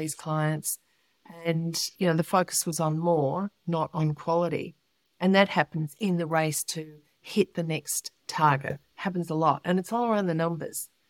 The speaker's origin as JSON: {"language": "English", "town": "Melbourne", "region": "Victoria", "country": "Australia", "tie": "born or raised there", "said": "I was born in Melbourne"}